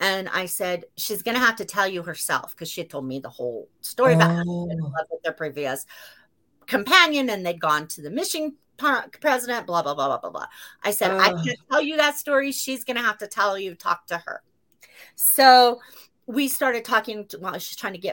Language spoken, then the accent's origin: English; Utah, United States; moved away; I'm from Utah and I go to the U.